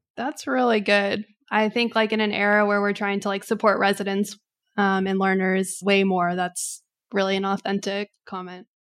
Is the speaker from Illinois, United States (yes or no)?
no; Texas, United States; now in Atlanta, United States; I am born and raised in Texas and then kind of was, had a nomadic existence through life thereafter, but have now since then settled down in Atlanta